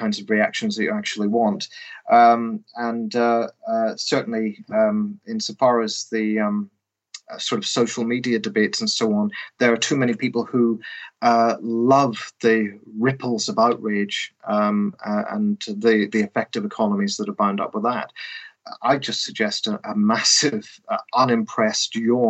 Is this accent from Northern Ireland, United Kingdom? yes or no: yes; Northern Ireland, United Kingdom; moved away; I grew up in the Protestant part of Northern Ireland